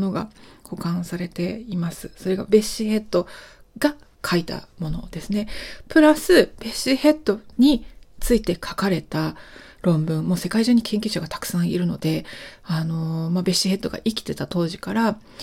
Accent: Japan; also born or lived in Alaska / Zimbabwe / United Kingdom; 私は日本で生まれて日本で育っているので

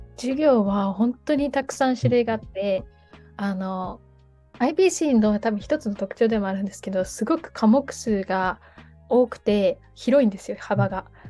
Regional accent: Osaka, Japan; moved away as an adult; also born or lived in Tokyo / Denmark; 私は大阪府出身なんですけど、大学が東京のところに行っておりまして、デンマークに行く前は東京に数年間住んでいました。

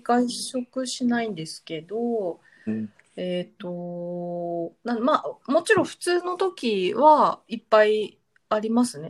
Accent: Yokohama, Kanagawa, Japan; moved away as an adult; also born or lived in Sydney; now in Michigan, United States; 私、横浜の出身なので

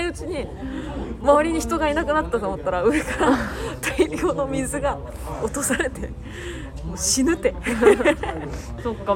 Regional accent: Kawagoe, Saitama, Japan; うちの地元川越

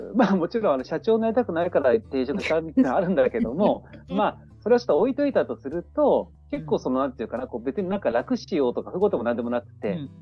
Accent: Niigata, Japan; moved away as an adult; also born or lived in Itabashi, Tokyo / Tokyo / Soka, Saitama; now in Saitama, Japan; 東京で生まれて

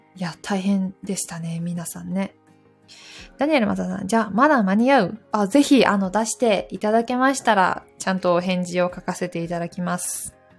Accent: Takayama, Gifu, Japan; moved away; 私の生まれ故郷の岐阜県の飛騨高山に帰っておりました

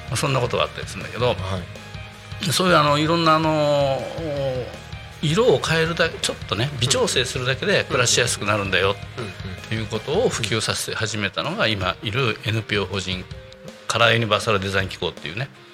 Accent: Tokushima, Japan; also born or lived in Tokyo; now in Tako, Japan; 僕は徳島出身なんですけど

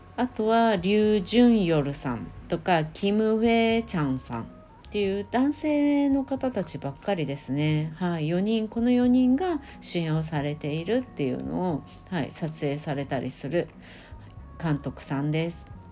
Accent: Japan; 運よく日本に生まれただけ

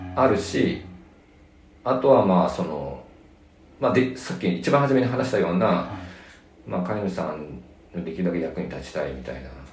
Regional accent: Nagano, Japan; now in Tokyo, Japan; 僕は長野の出身ですね

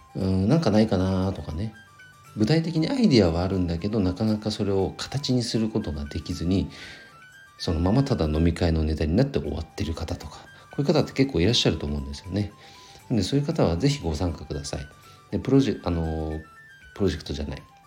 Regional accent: Nagano, Japan; 僕の地元長野県

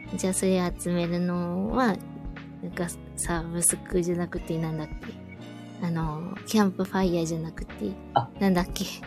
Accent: Osaka, Japan; 私大阪なんですけど

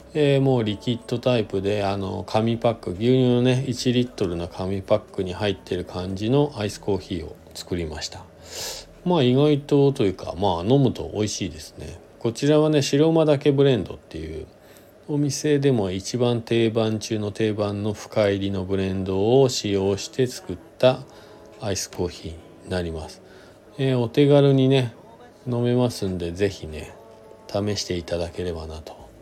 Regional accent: Shizuoka, Japan; now in Hakuba, Japan; 自分が生まれ育ったなたった静岡県

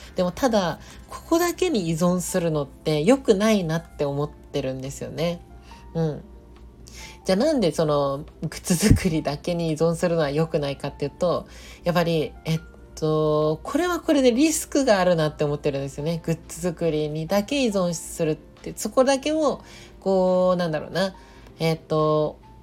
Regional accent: Nagoya, Aichi, Japan; moved away; 地元の名古屋に帰ってたんですよね

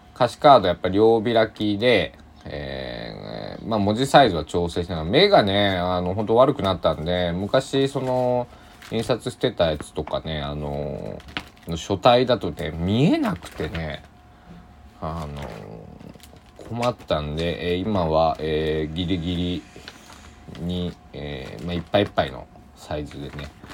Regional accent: Kochi, Japan; 僕の地元の高知県

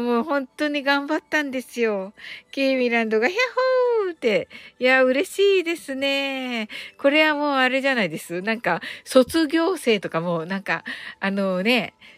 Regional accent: Kyushu, Japan

